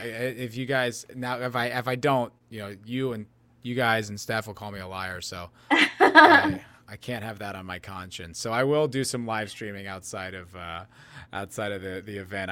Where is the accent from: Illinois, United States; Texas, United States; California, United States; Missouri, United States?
Texas, United States; What? I'm from Texas.